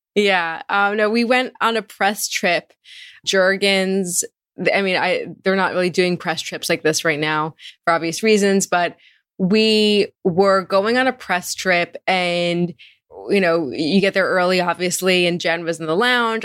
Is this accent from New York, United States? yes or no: no; Marlboro, New Jersey, United States; I grew up in Marlboro, New Jersey. It's a suburban town in central Jersey